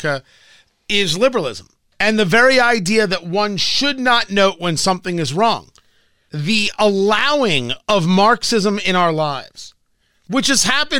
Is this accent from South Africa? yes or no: no; United States; we as Americans